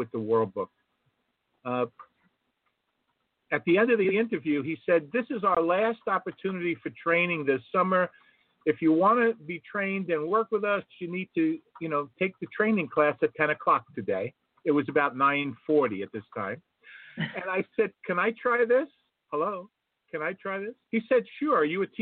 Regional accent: Jersey City, New Jersey, United States; from Jersey City, New Jersey

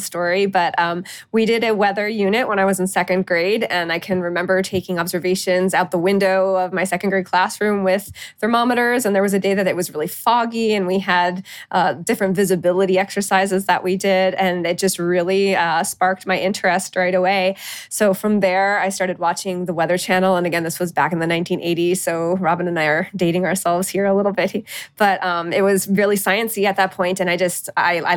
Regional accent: Eastern Pennsylvania, United States; moved away as an adult; also born or lived in Oklahoma; now in Athens, United States; growing up in Eastern Pennsylvania

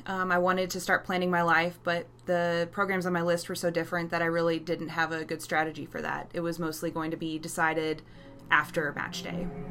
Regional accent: Texas, United States; I'm from Texas

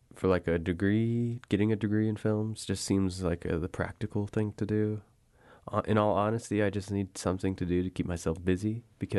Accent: Window Rock, Arizona, United States; I grew up in Winter Rock

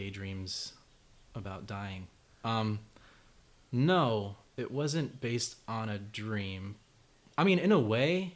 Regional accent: Rowland Heights, California, United States; I'm from Roland Heights, California

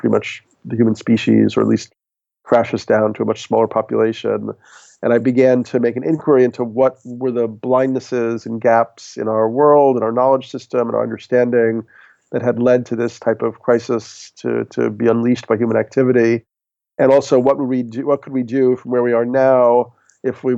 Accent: New York, United States; I'm a New Yorker

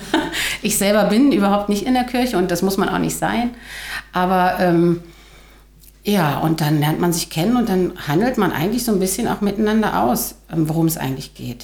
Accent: Tangerhütte, Saxony-Anhalt, Germany; Ich bin aus Tangerhütte, 48 Jahre alt, leite in Tangerhütte einen Jugendclub

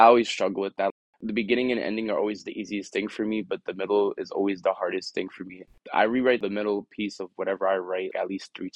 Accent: Elizabeth, New Jersey, United States; where I grew up in Elizabeth is known for being a bad area

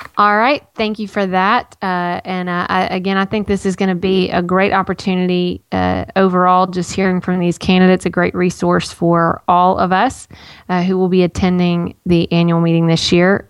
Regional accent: Nashville, Tennessee, United States; I was born in Baptist Hospital.

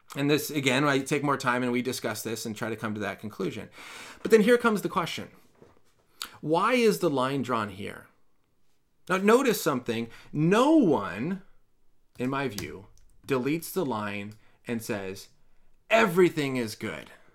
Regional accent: California, United States; As a Californian

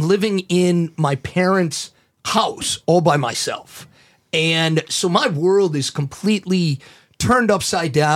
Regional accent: St. Louis, Missouri, United States; moved away as an adult; also born or lived in Chicago; I grew up here in St. Louis and moved to Chicago right after college

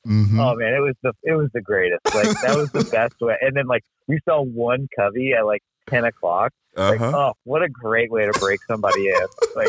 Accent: Buford, Georgia, United States; I'm from Buford, Georgia.

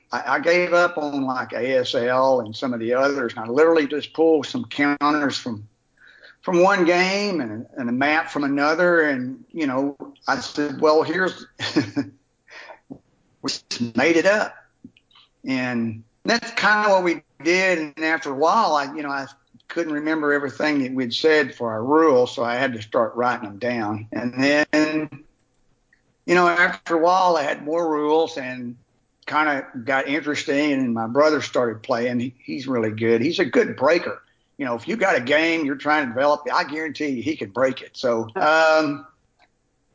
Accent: Palestine, Texas, United States; I'm from East Texas, Palestine

